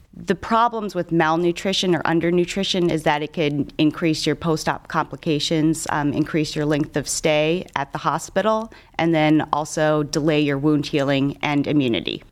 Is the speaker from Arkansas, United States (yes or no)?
no; Cleveland, Ohio, United States; I'm a, a local gal, so I grew up on the East Side. I live on the West Side now. I've done all my training and my education in Cleveland.